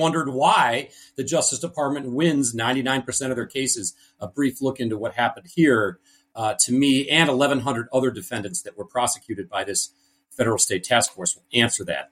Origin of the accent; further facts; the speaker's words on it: Cleveland, Ohio, United States; I was born in Cleveland, Ohio. Big family here.